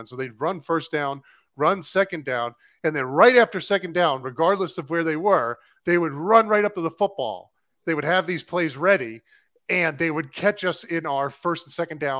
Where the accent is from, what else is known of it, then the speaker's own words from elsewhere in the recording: Maine, United States; Now they called it lobster because I was from Maine. Because uh, I'm from Maine